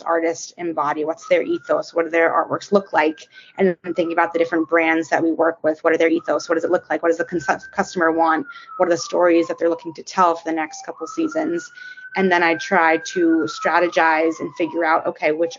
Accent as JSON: {"language": "English", "town": "New York City", "region": "New York", "country": "United States", "tie": "born or raised there", "said": "I was born and raised in New York City, still living here"}